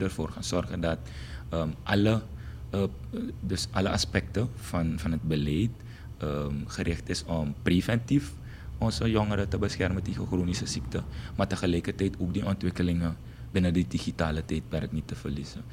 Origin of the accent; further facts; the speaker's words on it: Paramaribo, Paramaribo District, Suriname; ik ben geboren en getogen in uh, eh, Gersvleet. Dat is een volksbuurt.